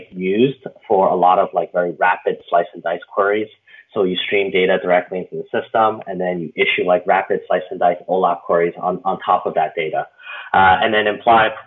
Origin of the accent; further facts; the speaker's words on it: Canada; now in San Francisco, United States; I was from Canada originally, where I came from the University of Waterloo in Canada.